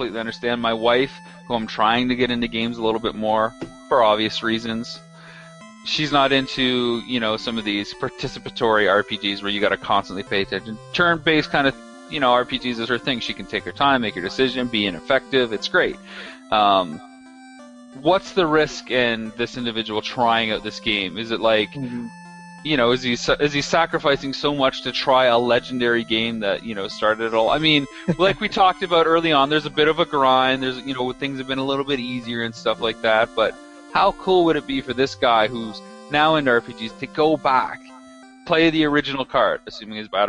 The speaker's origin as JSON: {"language": "English", "country": "Canada", "said": "I'm from Canada"}